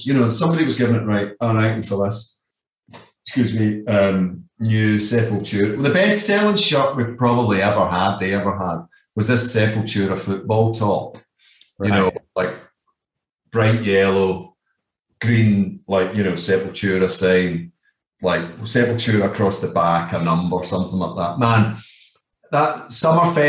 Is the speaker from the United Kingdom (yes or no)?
yes; Scotland, United Kingdom; moved away as an adult; also born or lived in Glasgow / Leeds / Netherlands; I'm the guy from Scotland